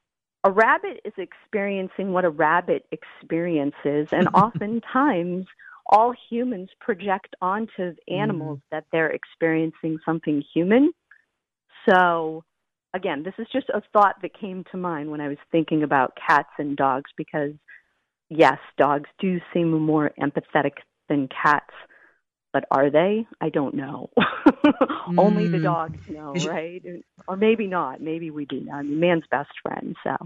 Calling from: outside of Boston, Massachusetts, United States; I'm calling from outside of Boston, Massachusetts.

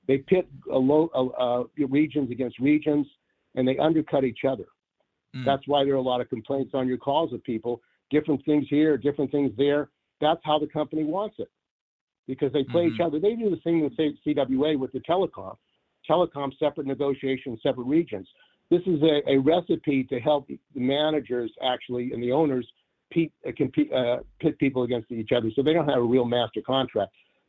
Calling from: San Francisco, California, United States; from San Francisco.

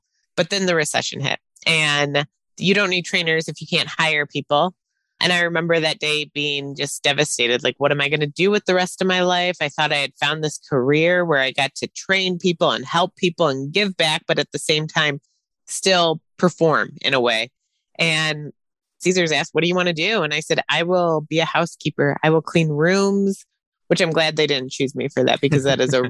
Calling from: Milwaukee, Wisconsin, United States; Outside of Milwaukee, Wisconsin, where it's very cold.

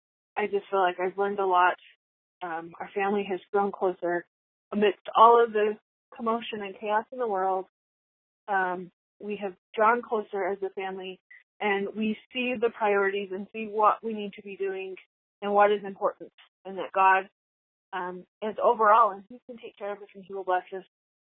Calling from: Utah, United States; I'm calling from West Oregon, Utah.

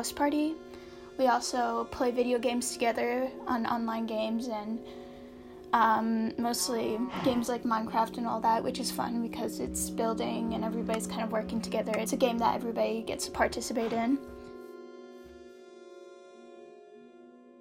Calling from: New York City, New York, United States; I'm calling from my apartment in New York City, Brooklyn

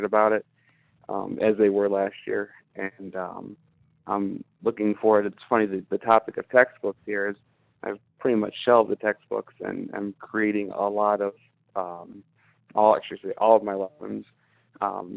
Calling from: Howell, Michigan, United States; I'm calling from just east of you guys, Howell.

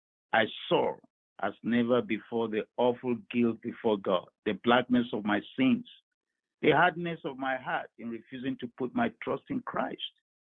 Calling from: Baltimore, Maryland, United States; I'm calling from Baltimore here in Maryland.

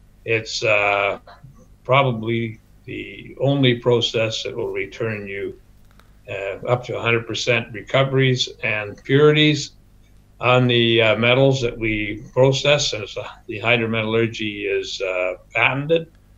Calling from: Surrey, British Columbia, Canada; Joining you from Surrey, British Columbia, from our office.

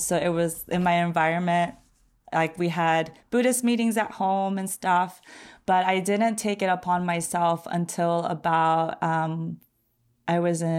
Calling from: Long Beach, California, United States; I am 30 years old. I'm calling from Long Beach, California

